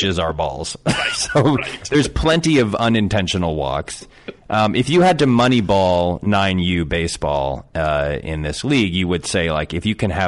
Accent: Connecticut, United States; moved away; also born or lived in Southern California; I grew up in Connecticut

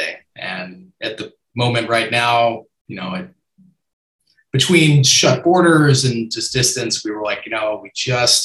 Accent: Atlanta, Georgia, United States; accent: American; moved away as an adult; also born or lived in Washington, D.C.; now in Sydney, Australia; originally from Atlanta, born and raised. In a nutshell, born and raised from Georgia

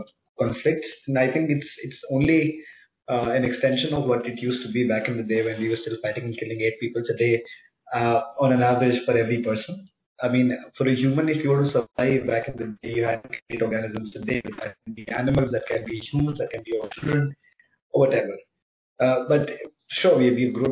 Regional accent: India; also born or lived in Pune; I as an Indian, I as somebody who's residing in Pune right now

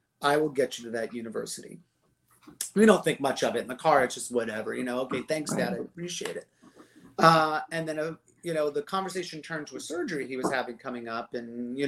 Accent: Gainesville, Florida, United States; we're from Gainesville originally.

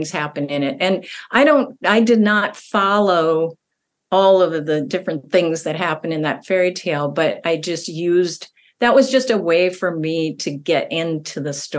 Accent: central Minnesota, United States; also born or lived in Duluth, Minnesota; I grew up in a smaller town in Minnesota, central Minnesota

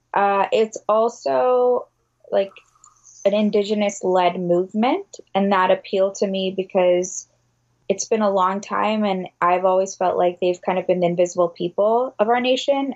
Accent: Detroit, Michigan, United States; I'm from the Detroit metro area

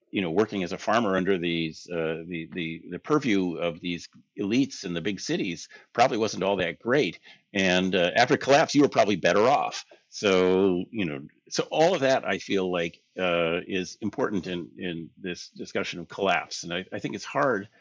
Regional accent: United States; We're American tourists

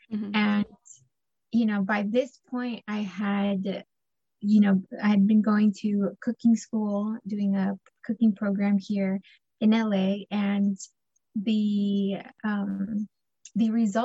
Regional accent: El Salvador; I just knew we're from El Salvador because we eat plátanos, frijoles, queso duro, y pan francés, you know?

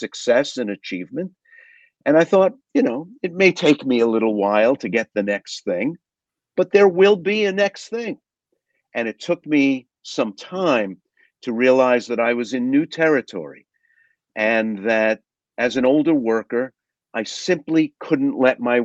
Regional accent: New York City, New York, United States; I grew up working class in Brooklyn, New York

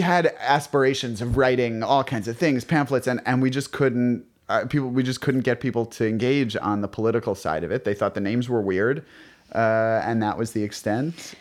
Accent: New York City, New York, United States; I grew up on the Upper West Side of Manhattan

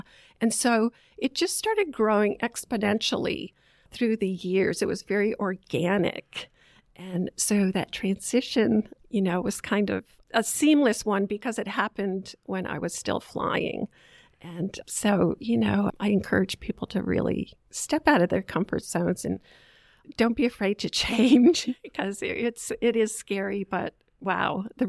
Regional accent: Southern United States, United States; they asked me where I was from and so forth. And I told them I was from the South.

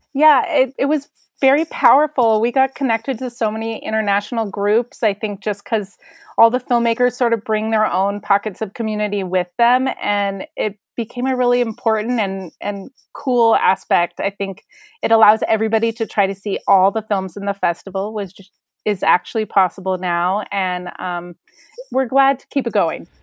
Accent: Denver, Colorado, United States; I grew up in Denver, Colorado

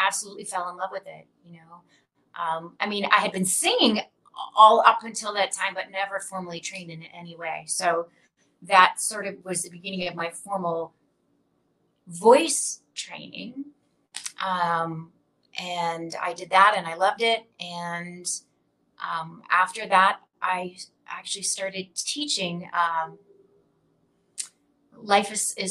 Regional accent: Canada; I grew up in Canada

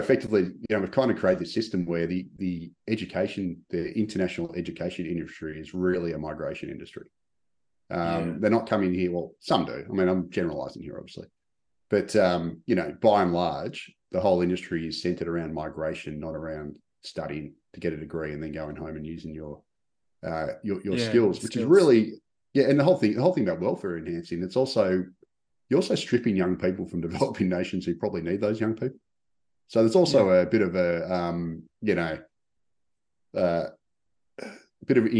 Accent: Melbourne, Victoria, Australia; when I grew up in Melbourne, you know, I grew up in a, I just went to a regular, you know, state school

